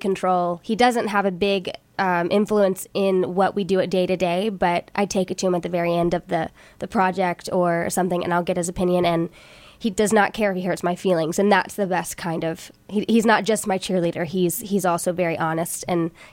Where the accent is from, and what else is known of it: Nashville, Tennessee, United States; born or raised there; now in Los Angeles, United States